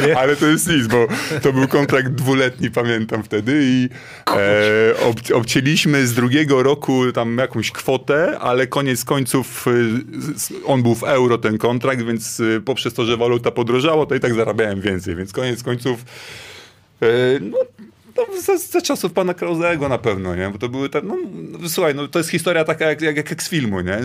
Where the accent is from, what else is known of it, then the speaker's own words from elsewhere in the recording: Gdynia, Pomeranian Voivodeship, Poland; Ja wróciłem do, do, do domu, do Gdyni, bo tak na dobrą sprawę zawsze byłem łączony z tym Sopotem. Nie wiem dlaczego, że zawsze Sopot, tylko Sopot i ten, ja wcale nie, ja jestem Gdynianin